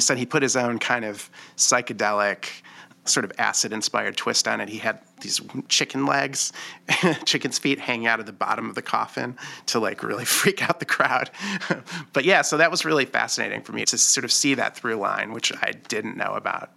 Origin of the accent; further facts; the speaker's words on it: Detroit, Michigan, United States; I'm from Detroit